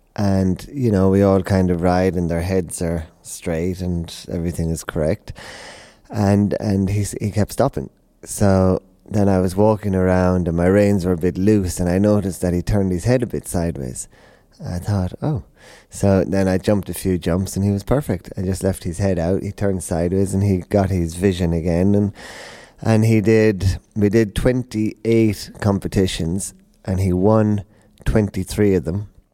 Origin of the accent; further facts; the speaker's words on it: Tipperary, Munster, Ireland; now in Hickstead, United Kingdom; coming from Ireland, uh, Tipperary, we had the pony club and uh, hunting